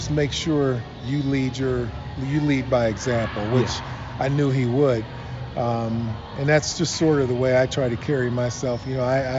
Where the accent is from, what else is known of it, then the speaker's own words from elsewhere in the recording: Akron, Ohio, United States; I was born in Akron, Ohio